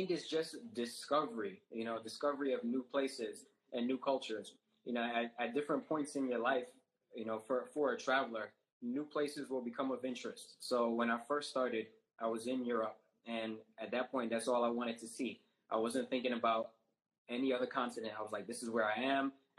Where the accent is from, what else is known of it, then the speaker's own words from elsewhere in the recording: New York, United States; born there; now in Florida, United States; I live in Florida now, and I was born in New York. So I used to go back to New York every summer.